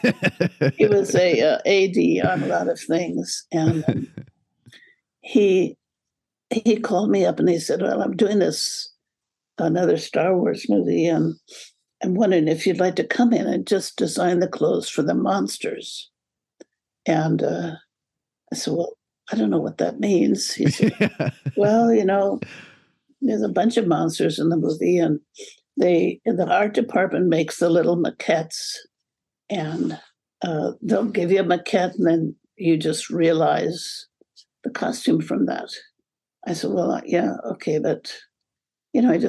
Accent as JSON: {"language": "English", "town": "Fresno", "region": "California", "country": "United States", "tie": "born or raised there", "said": "I grew up in Fresno, California"}